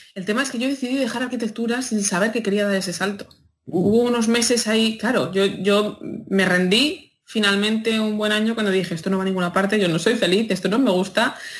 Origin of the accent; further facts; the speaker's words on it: a town in Madrid, Community of Madrid, Spain; moved away; yo soy de un pueblo de Madrid y eso se oye en las fiestas del pueblo de, mi pueblo de Madrid todos los veranos.